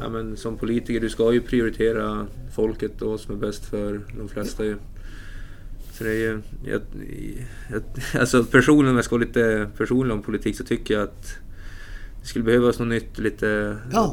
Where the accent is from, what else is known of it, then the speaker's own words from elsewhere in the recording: Umeå, Västerbotten County, Sweden; moved away; För jag är ju inte härifrån heller. Jag är från Umeå.